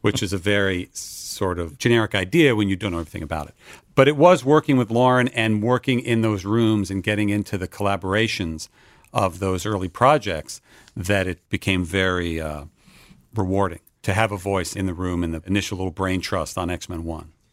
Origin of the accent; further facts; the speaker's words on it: Westfield, New Jersey, United States; moved away as an adult; also born or lived in Boston, Massachusetts; now in Los Angeles, United States; I was raised in New Jersey, northern New Jersey suburb called Westfield